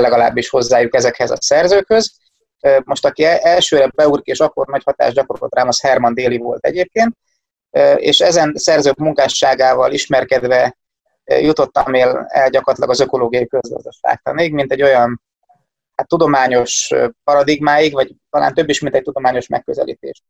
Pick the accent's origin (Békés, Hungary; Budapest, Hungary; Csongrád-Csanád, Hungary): Csongrád-Csanád, Hungary; Szeged; also born or lived in Domaszék; Szegeden születtem, itt is élek